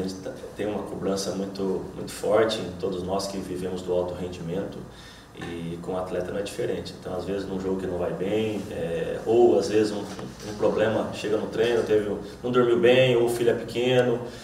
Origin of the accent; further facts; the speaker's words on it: Estiva Gerbi, São Paulo, Brazil; moved away as an adult; now in Salvador, Brazil; sou do interior de São Paulo, uma cidade pequena de 10 mil habitantes, Estiva a Gerbe